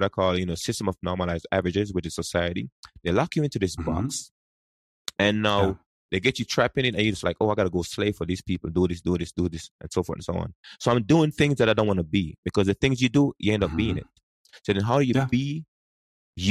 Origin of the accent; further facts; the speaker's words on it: Jamaica; English is a second language; now in United States; I grew up in Jamaica. And, you know, we learn English at school, but we speak something else.